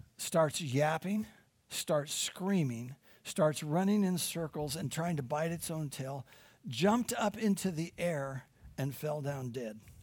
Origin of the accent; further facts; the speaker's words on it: Midwest, United States; moved away; I'm from the Midwest